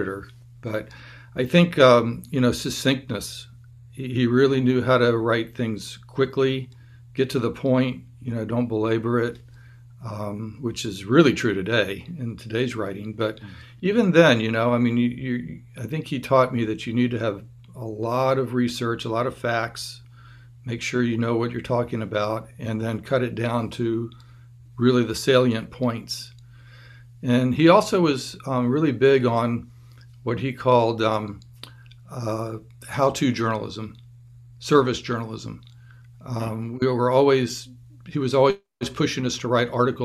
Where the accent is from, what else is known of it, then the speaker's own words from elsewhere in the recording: Tallahassee, Florida, United States; growing up in Tallahassee